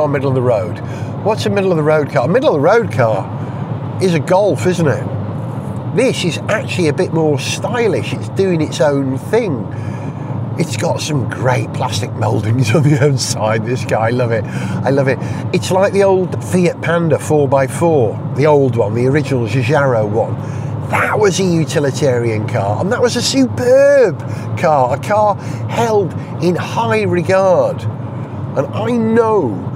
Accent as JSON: {"language": "English", "town": "Holywell", "region": "Wales", "country": "United Kingdom", "tie": "born or raised there", "moved": "yes", "said": "I just went to Holywell, my hometown where I grew up as a child"}